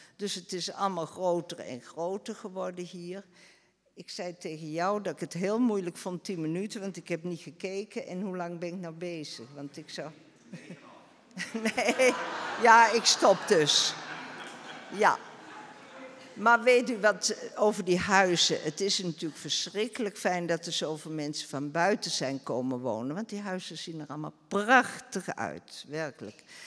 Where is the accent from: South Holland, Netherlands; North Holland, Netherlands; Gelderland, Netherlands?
Gelderland, Netherlands; Beesd; moved away as an adult; now in Rumpt, Netherlands; Ik ben in Beest geboren, getrouwd met iemand uit Rumt